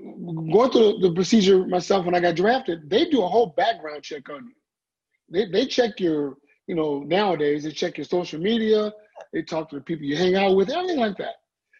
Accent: San Bernardino, California, United States; also born or lived in St. Louis, Missouri; I was born in St. Louis, raised in San Bernardino, California, Southern California.

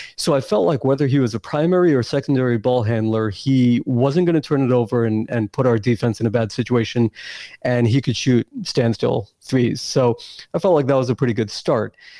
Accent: New York, United States; I grew up in New York

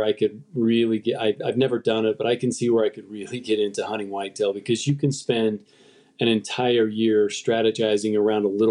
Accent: Utah, United States; I grew up where I live now. I grew up in the West in Utah

